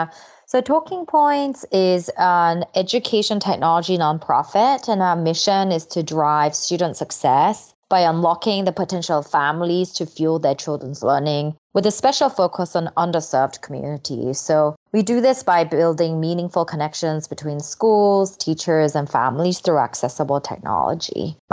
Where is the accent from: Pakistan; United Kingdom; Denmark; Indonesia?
United Kingdom; England; English is a second language; also born or lived in South Korea; Yeah, so I'm originally Korean. Well, I guess I'm still Korean. I still have a passport. So I was born in Korea. And when I was 8, my family moved to England. So I was an English language learner pretty much for the first time when I moved there.